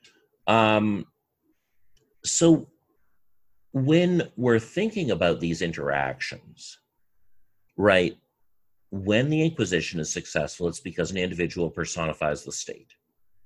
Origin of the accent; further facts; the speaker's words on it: Canada; As a Canadian